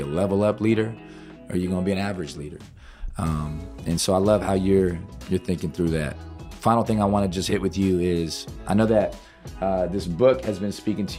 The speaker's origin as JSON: {"language": "English", "region": "Georgia", "country": "United States", "tie": "born or raised there", "said": "You know, through growing up in Georgia, long church services, youth group, transactional relationships, Georgia Tech, dark season, traded to the Raiders, in a way getting a fresh start."}